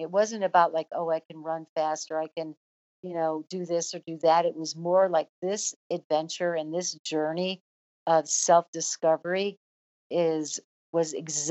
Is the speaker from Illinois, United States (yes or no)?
yes; Chicago, Illinois, United States; moved away; also born or lived in Mississippi / New Jersey; I grew up in Flatland, Chicago